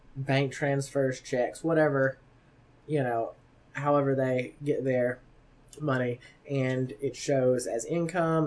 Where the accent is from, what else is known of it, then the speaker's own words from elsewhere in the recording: the South, United States; now in Omaha, United States; I'm from the South